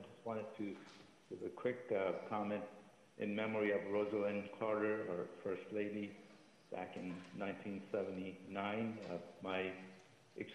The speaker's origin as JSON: {"language": "English", "country": "Iran", "also_born_or_lived": "New York", "second_language": "English", "moved": "as an adult", "lives_now": "West Hollywood, United States", "said": "the Americans held hostage in Iran, a country that I came from"}